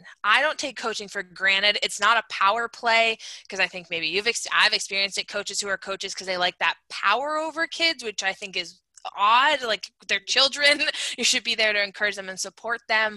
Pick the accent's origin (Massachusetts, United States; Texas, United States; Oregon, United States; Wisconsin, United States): Massachusetts, United States; I'm from Massachusetts, we have the Cape Cod Canal